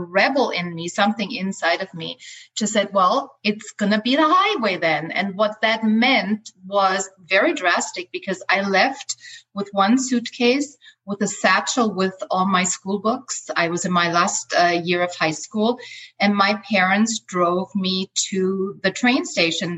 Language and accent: English; Austria; English is a second language; also born or lived in Los Angeles, United States; now in Playa del Carmen, Mexico; I grew up in Austria in a small village with 9,000 people